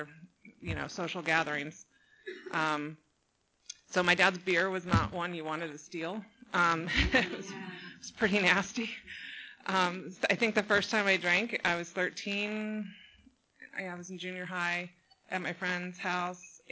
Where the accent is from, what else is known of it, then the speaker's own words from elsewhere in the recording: San Juan Capistrano, California, United States; also born or lived in Laguna Niguel, California, United States; I grew up in San Juan Capistrano, so I'm a local girl here